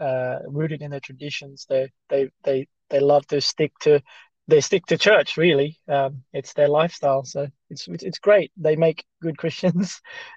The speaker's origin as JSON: {"language": "English", "country": "Philippines", "tie": "born or raised there", "second_language": "English", "said": "So growing up in the Philippines, we had a Catholic background. Most of the people in our town were Catholics."}